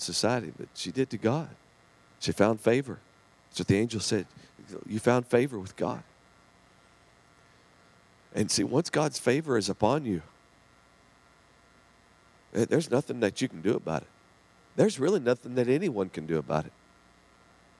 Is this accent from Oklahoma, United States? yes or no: yes; southern Oklahoma, United States; we had my grandparents there in southern Oklahoma. And so we lived with them, and they watched me through the day